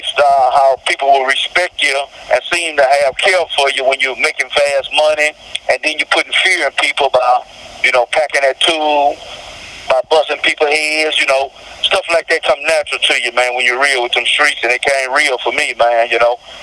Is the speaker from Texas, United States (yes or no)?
yes; Houston, Texas, United States; I'm from Houston, Texas, Southside.